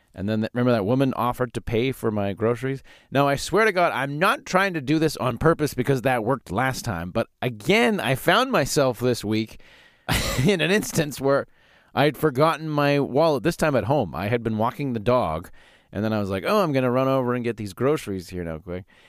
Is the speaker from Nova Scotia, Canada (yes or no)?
no; Calgary, Alberta, Canada; now in Saskatchewan, Canada; I grew up in Calgary